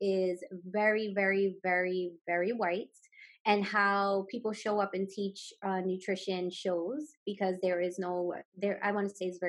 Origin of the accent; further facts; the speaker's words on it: New York City, New York, United States; growing up in Brooklyn